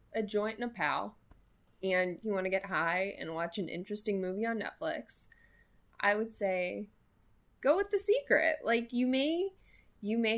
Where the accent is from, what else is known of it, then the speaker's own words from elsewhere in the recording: Sacramento, California, United States; accent: Valley Girl; moved away as an adult; also born or lived in Los Angeles; where I grew up in Sacramento